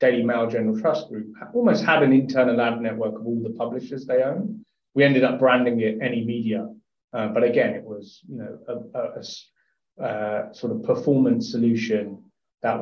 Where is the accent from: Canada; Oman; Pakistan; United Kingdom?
United Kingdom; Hertfordshire, East of England; I grew up in Hertfordshire, looked down from Letchworth